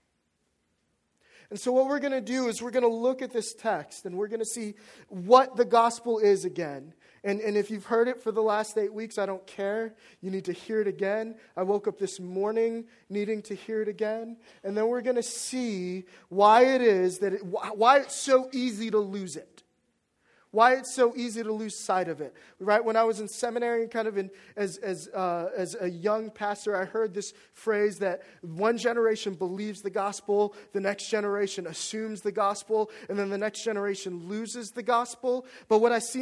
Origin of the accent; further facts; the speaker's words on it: Washington, District of Columbia, United States; moved away as an adult; also born or lived in North Carolina; my hometown